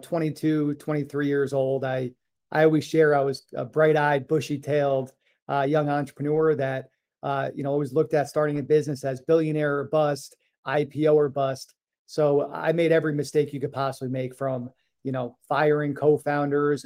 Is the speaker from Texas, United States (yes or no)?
no; New York, United States; moved away as an adult; also born or lived in Boston / Hawaii; I grew up in New York